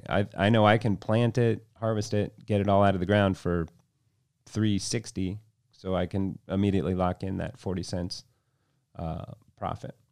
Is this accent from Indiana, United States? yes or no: no; Vero Beach, Florida, United States; moved away as an adult; also born or lived in Aspen, Colorado; now in Chicago, United States; I was born in Chicago, raised down in Vero Beach, Florida